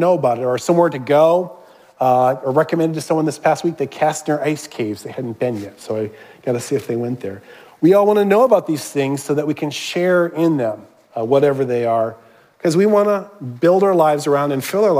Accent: Minnesota, United States; I was born in Minnesota. That's where my extended family is

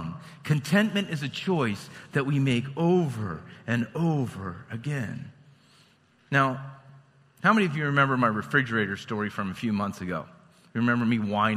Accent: Lewistown, United States; I'm from Lewistown.

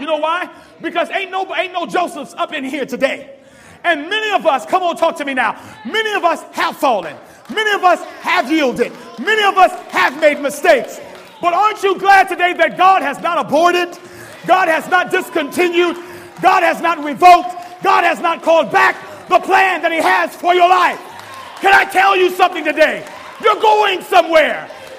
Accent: Berrien Springs, Michigan, United States; born there; I'm 36 years old. I'm born to a preacher and a lawyer. I was born in Berrien Springs, Michigan, when my dad was at the seminary.

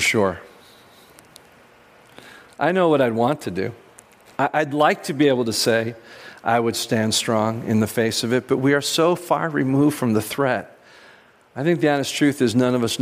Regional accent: United States; as American Christians

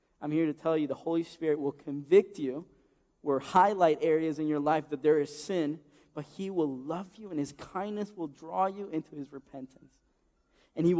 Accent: Ecuador; moved away; my home country of Ecuador

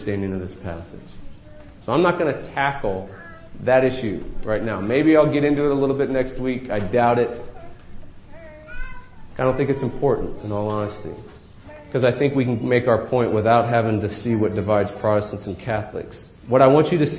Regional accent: New England, United States; These are the folks I grew up with in New England

